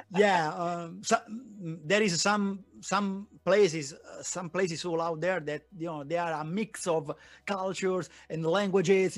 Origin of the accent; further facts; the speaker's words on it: Naples, Campania, Italy; English is a second language; now in Milan, Italy; I am located in Milan, but I was born in Naples. My family is there